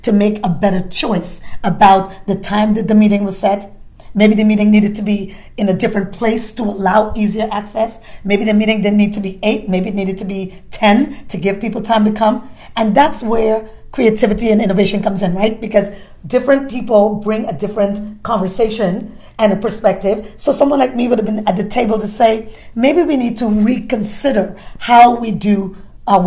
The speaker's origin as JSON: {"language": "English", "town": "New York City", "region": "New York", "country": "United States", "tie": "born or raised there", "also_born_or_lived": "Caribbean", "said": "I grew up in Brooklyn, I came from the Caribbean, immigrant kid"}